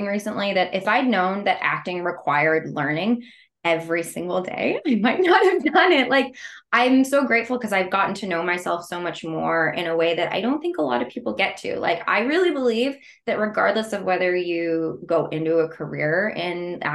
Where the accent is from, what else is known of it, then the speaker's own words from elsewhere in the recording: Canada; I'm actually Canadian.